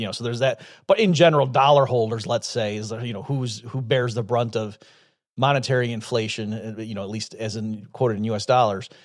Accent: upstate New York, United States; I grew up in upstate New York

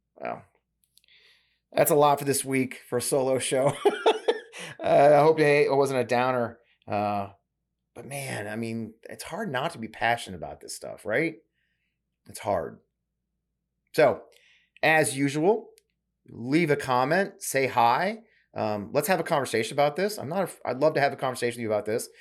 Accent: St. Louis, Missouri, United States; I grew up here in Saint Louis

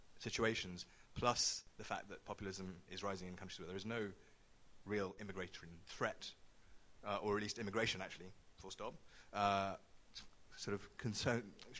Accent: United Kingdom; being a British citizen

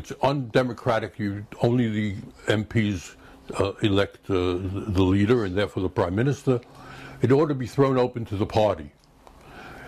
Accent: United States; moved away as an adult; now in United Kingdom; as an American coming from the chaos of American health service

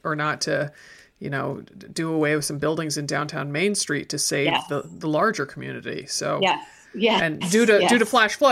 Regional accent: Connecticut, United States; moved away; I grew up in Connecticut

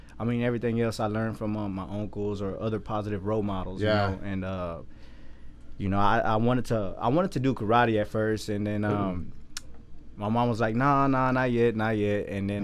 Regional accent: Waco, Texas, United States; I'm born and raised in Waco.

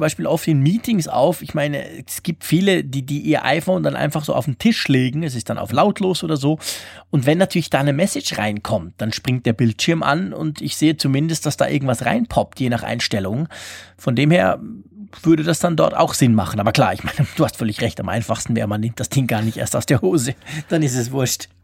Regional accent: Switzerland; als Schweizer

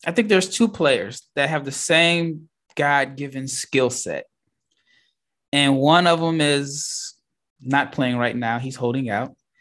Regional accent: Omaha, Nebraska, United States; now in Dallas, United States; I'm from Omaha, Nebraska. I live in Dallas, Texas

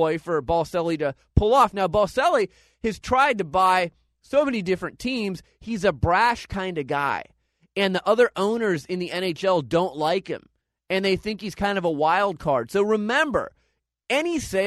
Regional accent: Phoenix, Arizona, United States; I'm from Phoenix, Arizona

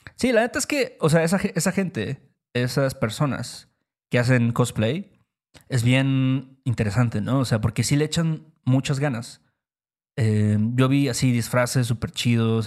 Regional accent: Mexico; nuestro país, México

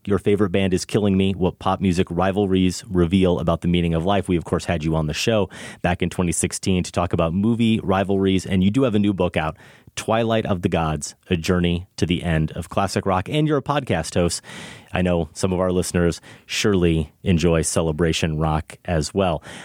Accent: Iowa, United States; growing up in Iowa

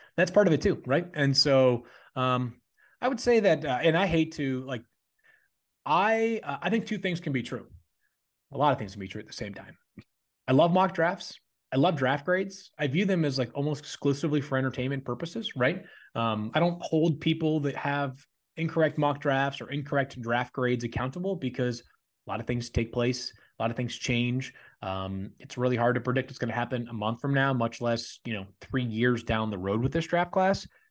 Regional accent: Massachusetts, United States; I'm, I'm from Massachusetts

